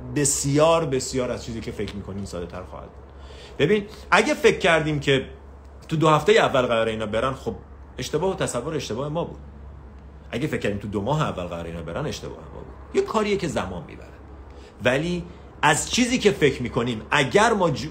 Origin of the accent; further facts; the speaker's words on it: Iran; شماهایی که تو تهران و شمال و این برامر زندگی میکنیم